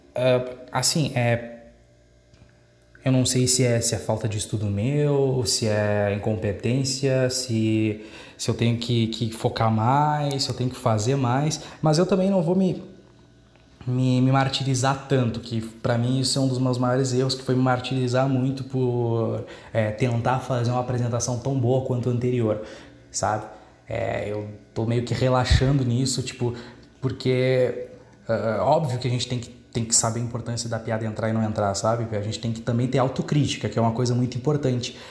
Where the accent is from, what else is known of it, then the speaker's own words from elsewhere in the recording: Dom Pedrito, Rio Grande do Sul, Brazil; minha cidade natal, né, que é Dom Pedrito